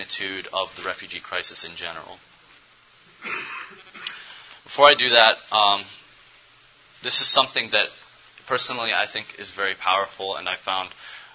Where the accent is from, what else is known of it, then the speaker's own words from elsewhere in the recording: Cleveland, Ohio, United States; I was born and raised here in Cleveland, Ohio